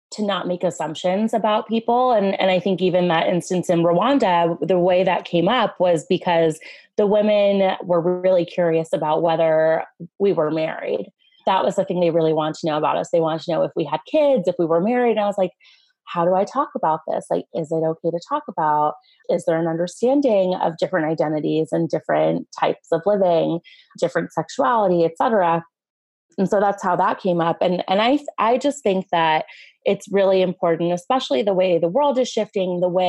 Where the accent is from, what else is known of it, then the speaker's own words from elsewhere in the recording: Los Angeles, California, United States; I grew up in Los Angeles, California, like right in the heart of the city and I am a first generation American. So the majority of my family, my mom's side of my family emigrated from Iran and came to Los Angeles as refugees